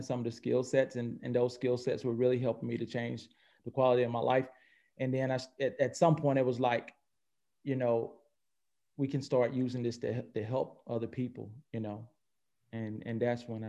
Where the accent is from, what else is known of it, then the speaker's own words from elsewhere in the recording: North Carolina, United States; also born or lived in Atlanta; I'm originally born and raised in North Carolina. And I reside between Atlanta and North Carolina.